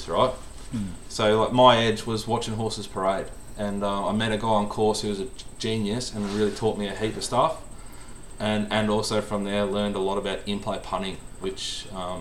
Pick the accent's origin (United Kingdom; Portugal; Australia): Australia; Sydney, New South Wales; I'm from Sydney